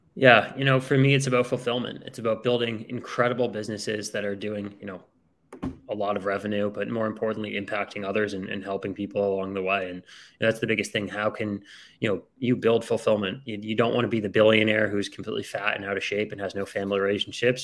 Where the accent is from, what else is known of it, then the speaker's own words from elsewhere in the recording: outside of Boston, Massachusetts, United States; I grew up outside of Boston, Massachusetts